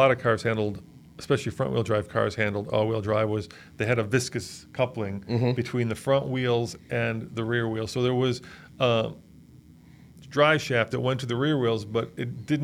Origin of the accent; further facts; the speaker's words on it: Colorado, United States; I'm from Colorado